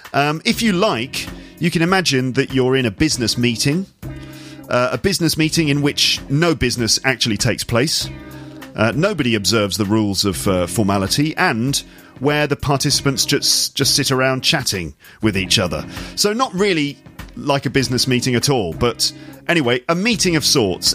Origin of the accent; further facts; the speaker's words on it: England, United Kingdom; moved away as an adult; now in France; as an English person